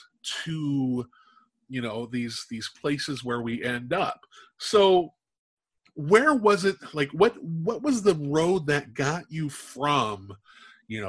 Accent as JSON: {"language": "English", "town": "Omaha", "region": "Nebraska", "country": "United States", "tie": "born or raised there", "moved": "yes", "lives_now": "South Dakota, United States", "said": "I was born in Omaha, Nebraska"}